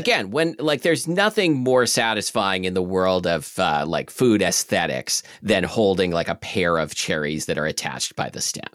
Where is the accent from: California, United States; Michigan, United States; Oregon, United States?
Oregon, United States; Portland; I grew up in Selwood in, uh, Southeast Portland, which is right next to Milwaukee